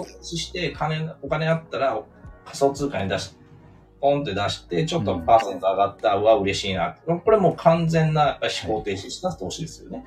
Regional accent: Osaka, Japan; moved away as an adult; now in Tokyo, Japan; 大阪の あの中心部で生まれ育ったんで

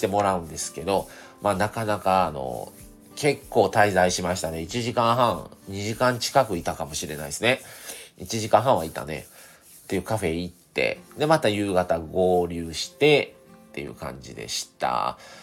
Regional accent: Kobe, Hyogo, Japan; also born or lived in Shiga; 僕は滋賀県生まれの神戸育ち

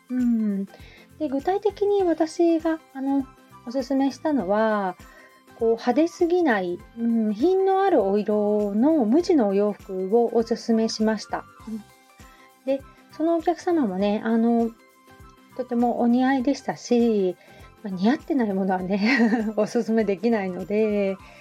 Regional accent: Hamamatsu, Shizuoka, Japan; also born or lived in Kita-Kamakura, Kanagawa; now in Kamakura, Japan; 浜松、私出身

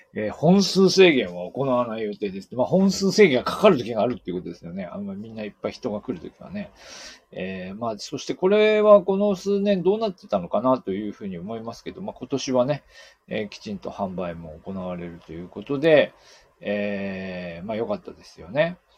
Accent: Aomori, Japan; moved away; 私のように青森の出身だと

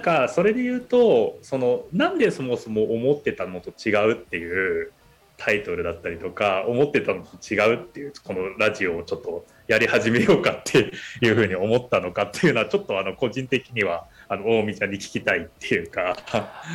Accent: Tokyo, Japan; moved away as an adult; also born or lived in United Kingdom / China / Indonesia; 僕は東京の下町で生まれてで、まあ、18歳までは結構東京にずっといた

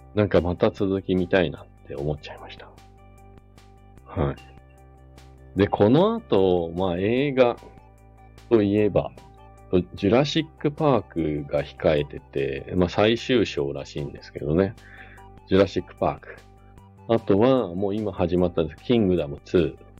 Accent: Nagano or Matsumoto, Japan; now in Hakuba, Japan; 長野市とか松本市とか、まあ、地元に帰った時

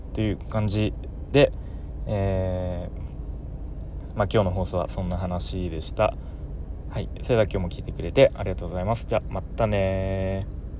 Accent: Tokyo, Japan; moved away; もともと僕、かん、 関東で、あの、東京出身

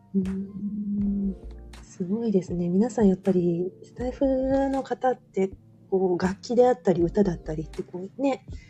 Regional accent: Osaka, Japan; moved away; 私も関西ですよ。大阪です、生まれと育ちは。

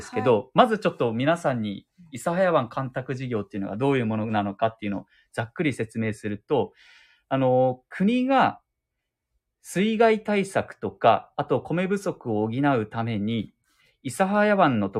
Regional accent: Fukuoka, Japan; だからもう、喫水の博多っ子、うん、福岡市出身なので、ねえ、ほんと気になるな。

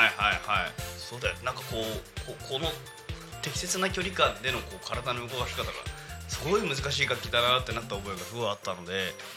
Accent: Yokohama, Kanagawa, Japan; 私生まれ育ち横浜で

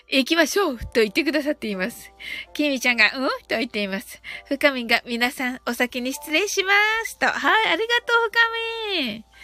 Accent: Kyushu, Japan; 九州人なんで、私ね、ちょっと発音が。

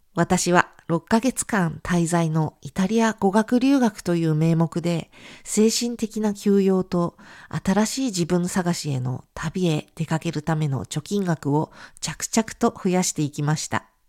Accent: Japan; 私は日本で生まれたのに

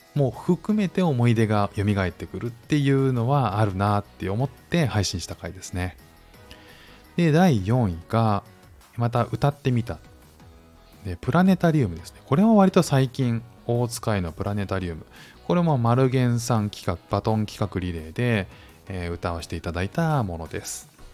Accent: Japan; moved away as an adult; now in Singapore; 日本に生活して、日本に生まれ育って

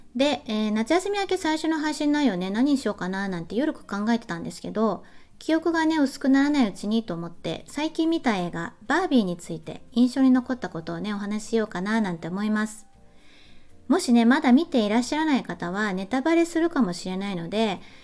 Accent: Japan; moved away as an adult; now in Germany; ドイツ語がわからないままドイツに移住した日本人の女性である私

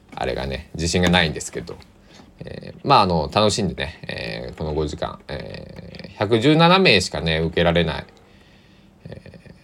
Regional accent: Kochi, Japan; 僕は地元高知での全部話なんですけどね

